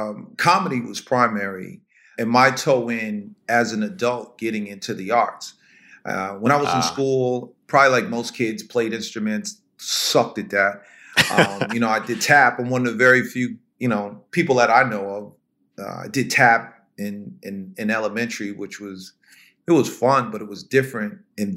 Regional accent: the South, United States; I look at myself as I'm a city Southern kind of person. So I relate in both worlds. And growing up in the South, or spending as much time as I have in the South

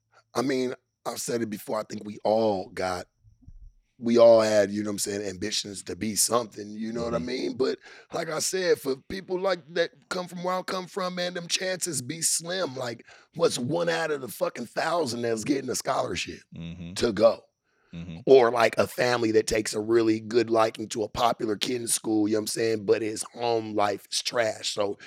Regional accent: Las Vegas, Nevada, United States; moved away as an adult; also born or lived in Detroit / San Diego; now in Los Angeles, United States; I grew up in Vegas too.

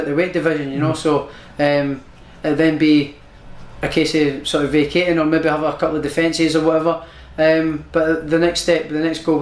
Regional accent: Prestonpans, Scotland, United Kingdom; I'm from Preston Pans.

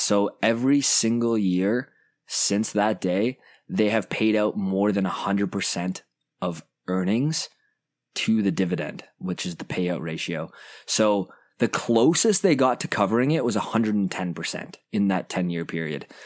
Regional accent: Canada; I'm a Canadian

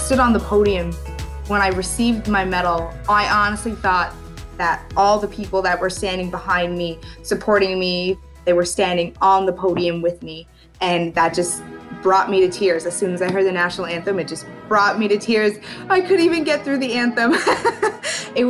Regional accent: Newfoundland and Labrador, Canada; I was born in Canada. I grew up in Canada

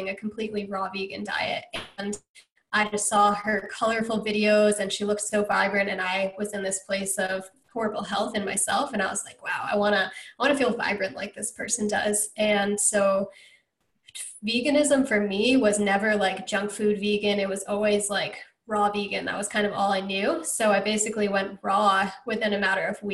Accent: Connecticut, United States; moved away; also born or lived in Georgia / Hawaii; I grew up in Connecticut

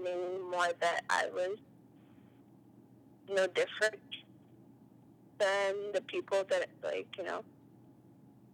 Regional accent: North Carolina, United States; I grew up in North Carolina

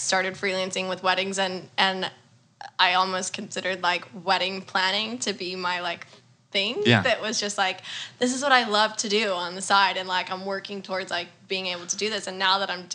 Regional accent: Houston, Texas, United States; also born or lived in Austin, Texas; now in New York City, United States; from Houston. But I lived in Austin for a bit.

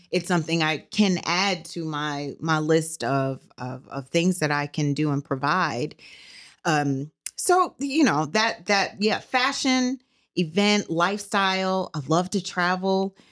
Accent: New Orleans, Louisiana, United States; moved away as an adult; now in Fort Worth, United States; I'm from New Orleans. I'm born and raised in New Orleans, but I have Texas roots

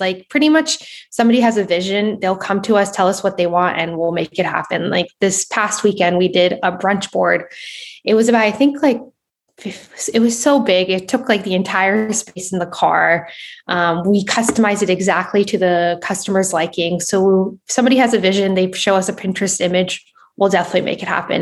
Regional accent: Southern California, United States; I'm from Southern California

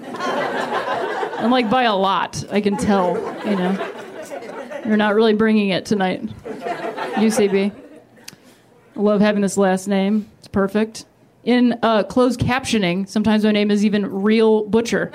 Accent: Ohio, United States; now in Los Angeles, United States; I'm from Ohio originally

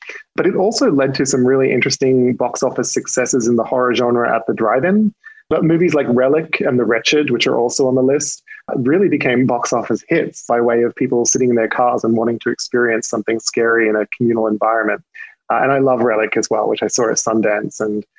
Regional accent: Australia; You probably can't tell from my accent because I've lost some of it, but I am not from these parts. And one of my, I tend to have a fondness for Australian horror movies because I'm Australian.

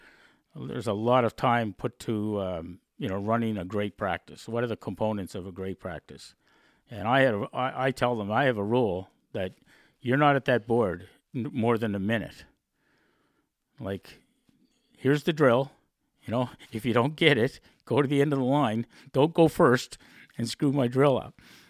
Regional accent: Dartmouth, Nova Scotia, Canada; And I said, well, I'm from Dartmouth, Nova Scotia.

